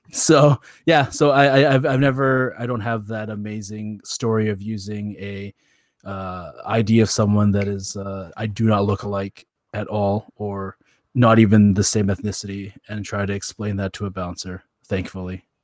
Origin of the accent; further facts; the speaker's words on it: Canada; being Canadian